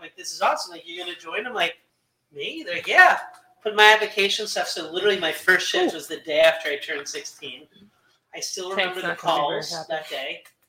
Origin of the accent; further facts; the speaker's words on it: Cherry Hill, New Jersey, United States; I was raised in Jersey.